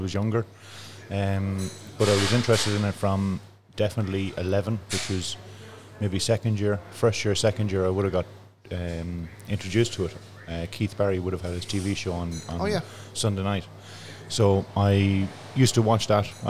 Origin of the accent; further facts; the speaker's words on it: Athlone, Westmeath, Ireland; I'm from Glenwood, just on the outskirts of Athlone, on the old Dublin Road. So, yeah, I was born and bred in Glenwood.